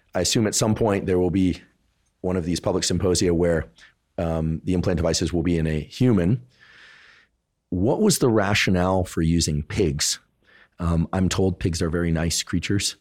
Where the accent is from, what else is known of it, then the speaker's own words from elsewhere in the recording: South Bay, California, United States; I'm from the South Bay